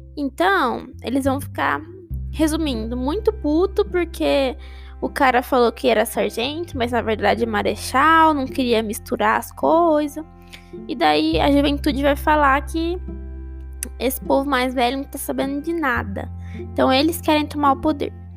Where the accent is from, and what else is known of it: Brazil